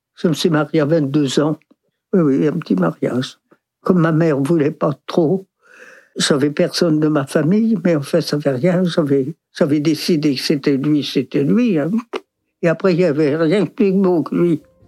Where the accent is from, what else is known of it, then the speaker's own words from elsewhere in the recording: Dinard, Brittany, France; je suis né à Dinard.